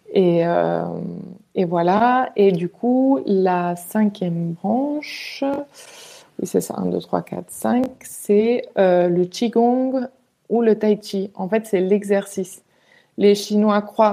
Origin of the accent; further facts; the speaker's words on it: Majorca, Balearic Islands, Spain; moved away as an adult; also born or lived in Valencia; je suis espagnole euh, d'origine et du coup euh, euh, j'habitais en Espagne à l'époque. j'ai habité très longtemps en fait à Majorque et après j'ai déménagé à Valence quand j'avais 14 ans.